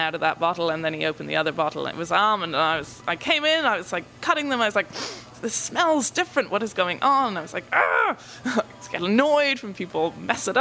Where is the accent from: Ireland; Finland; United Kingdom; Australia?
Ireland; Tipperary, Munster; moved away as an adult; now in Nashville, United States; I'm from Ireland. I'm from Tipperary, which is in the south of Ireland.